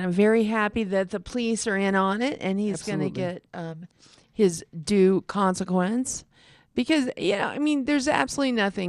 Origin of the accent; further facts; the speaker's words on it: Texas, United States; also born or lived in California; now in Colorado, United States; We moved here from California, but we're from Texas.